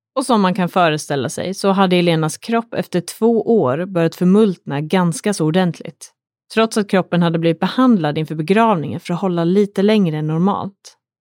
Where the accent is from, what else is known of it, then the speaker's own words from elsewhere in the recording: Sweden; här hemma i Sverige